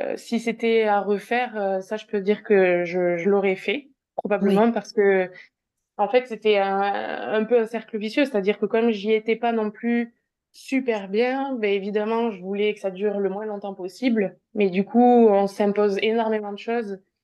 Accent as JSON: {"language": "French", "region": "south-west France", "country": "France", "also_born_or_lived": "Liège, Belgium / Bordeaux", "said": "je suis originaire euh, du sud-ouest de la France. Euh, j'habite euh, tout près d'Agen"}